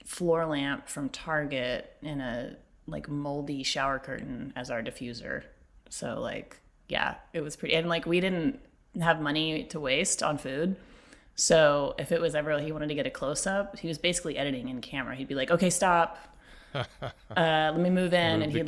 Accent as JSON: {"language": "English", "region": "Texas", "country": "United States", "said": "I'm from Texas"}